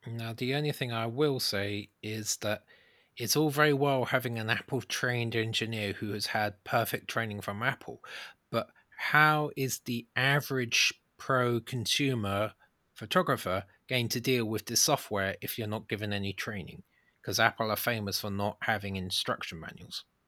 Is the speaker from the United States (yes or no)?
no; United Kingdom; we're British